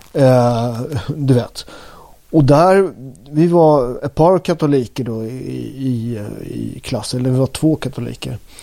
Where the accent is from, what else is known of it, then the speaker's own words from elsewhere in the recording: Upplands Väsby, Stockholm County, Sweden; jag är från Upplands Väsby.